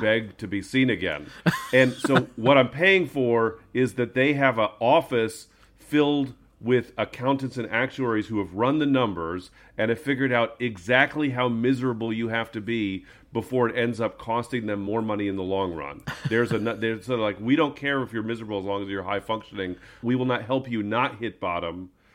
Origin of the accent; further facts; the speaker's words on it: United States; also born or lived in San Francisco; I'm an American